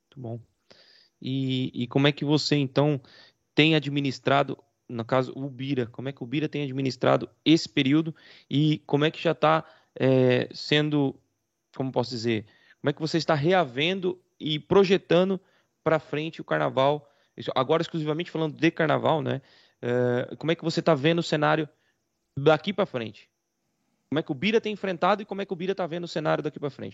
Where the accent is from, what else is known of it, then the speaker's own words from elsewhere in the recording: Rio Claro, Brazil; Eu também fiz teatro na época que eu, que eu era adolescente, é, em Rio Claro mesmo